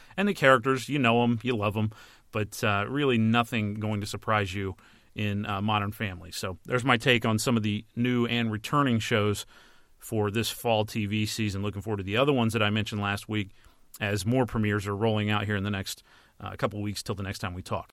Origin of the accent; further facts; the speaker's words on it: United States; as an American